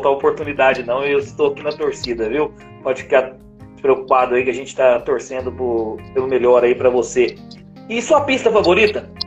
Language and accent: Portuguese; Minas Gerais, Brazil; Não, sou de Minas.